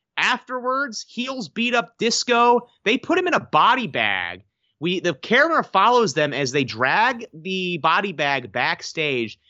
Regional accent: Washington, District of Columbia, United States; my hometown of Washington, D C.

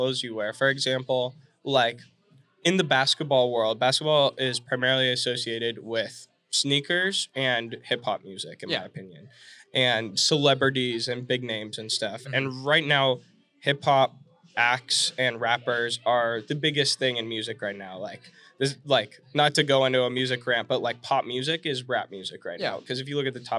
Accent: Fresno, California, United States; now in Phoenix, United States; I'm from California, the Central Valley. I'm from Fresno, and it's about 2 hours from the beach

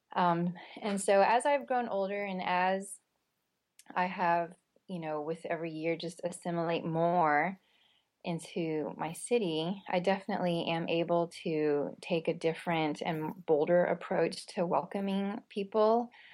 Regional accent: United States; I was born here.

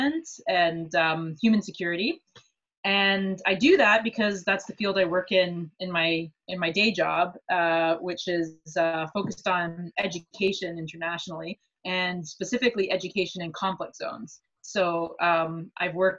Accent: Canada; being a Canadian person who sort of goes between East and West regularly

